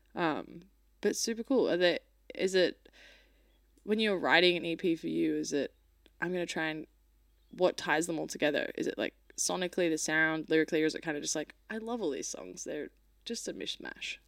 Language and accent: English; Australia